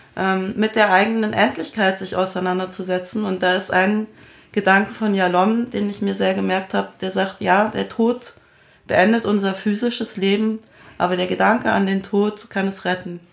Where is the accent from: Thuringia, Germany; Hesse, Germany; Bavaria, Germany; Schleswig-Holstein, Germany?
Bavaria, Germany; Munich; Ich bin in München aufgewachsen